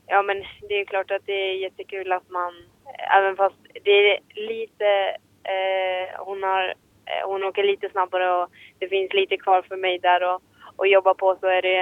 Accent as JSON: {"language": "Swedish", "country": "Finland", "said": "oberoende om man tävlar i, hemma i Finland eller eh, på världscup så är det ju samma tävlingar liksom."}